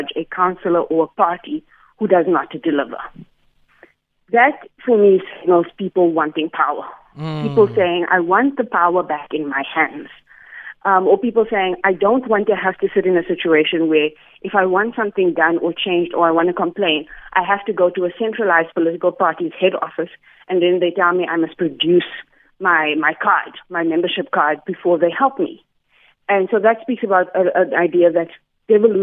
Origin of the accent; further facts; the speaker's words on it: Johannesburg, Gauteng, South Africa; I come from Alvarado Park